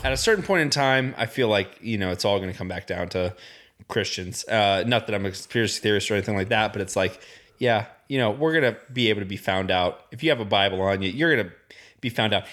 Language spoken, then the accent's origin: English; Indiana, United States; I grew up in Indiana.